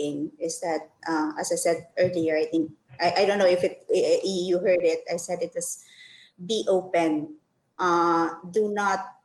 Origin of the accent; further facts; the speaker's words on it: Philippines; I'm from the Philippines. I'm a Filipino